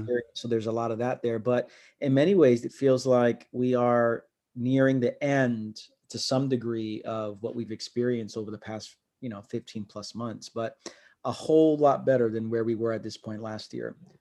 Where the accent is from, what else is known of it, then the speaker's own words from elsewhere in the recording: New York City, New York, United States; also born or lived in Queens; I'm from Brooklyn